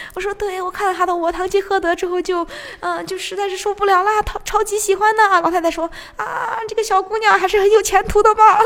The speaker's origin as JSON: {"language": "Chinese", "country": "China", "also_born_or_lived": "Japan", "said": "因为又是只有我一个中国人"}